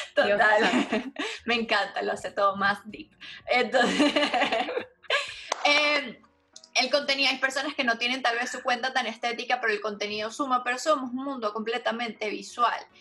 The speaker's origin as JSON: {"language": "Spanish", "country": "Venezuela", "said": "en mi país, Venezuela"}